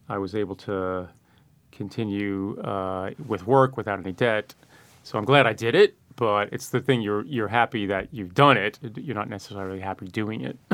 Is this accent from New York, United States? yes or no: yes; New York City, New York, United States; born or raised there